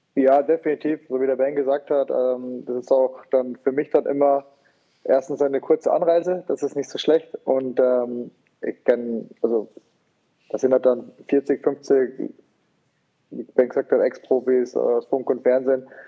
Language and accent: German; Rosenheim, Bavaria, Germany; dass ich in Rosenheim dann sage, okay, jetzt meine Heimatstadt